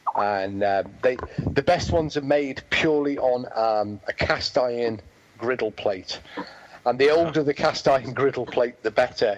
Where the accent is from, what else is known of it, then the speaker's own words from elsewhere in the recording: England, United Kingdom; moved away; also born or lived in Wales; my homeland, uh, but not the place of my birth. I'm English